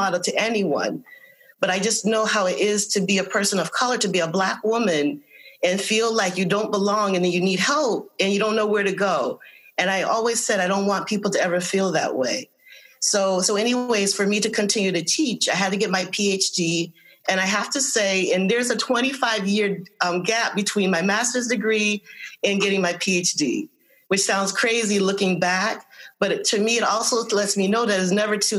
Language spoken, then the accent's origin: English; Windsor, Connecticut, United States; also born or lived in Hartford, Connecticut; I am born in Hartford. I grew up in Windsor.